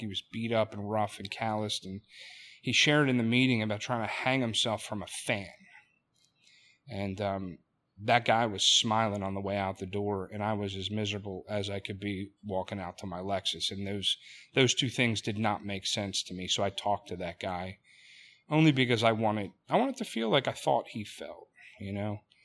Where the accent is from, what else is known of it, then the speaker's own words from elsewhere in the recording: Delaware County, Pennsylvania, United States; I'm from Delaware County, Pennsylvania, not too far from, from where we sit